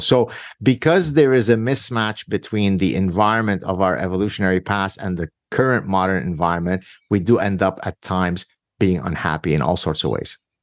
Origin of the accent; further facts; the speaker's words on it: Lebanon; now in Canada; My very difficult childhood growing up in Lebanon in the Civil War